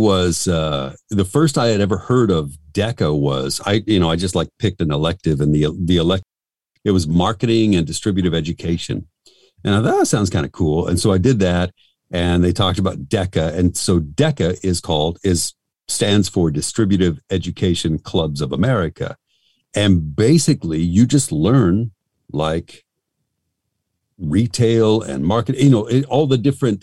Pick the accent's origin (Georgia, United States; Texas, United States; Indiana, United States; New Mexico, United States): New Mexico, United States; Albuquerque; I'm from Albuquerque, New Mexico